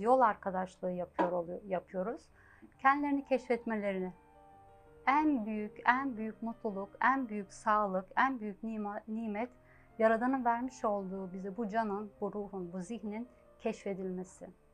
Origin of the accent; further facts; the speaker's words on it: Ankara, Turkey; moved away as an adult; now in Germany; ben 1971 Ankara doğumluyum. Ee, Ankara'da Liseyi bitirdim. Daha sonra Almanya'ya gittim. Yaklaşık 32 senedir de Almanya'dayım.